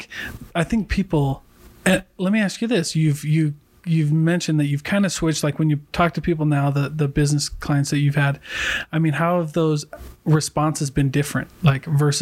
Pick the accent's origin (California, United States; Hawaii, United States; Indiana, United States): Hawaii, United States; also born or lived in Iowa; now in Utah, United States; before I moved to Utah, cause I'm not originally from here. I lived in Iowa and I'm Hawaiian.